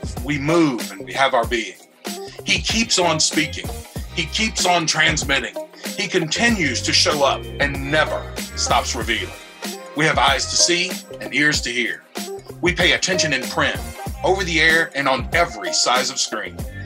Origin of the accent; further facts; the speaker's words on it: Reidsville, North Carolina, United States; I grew up in Reidsville, North Carolina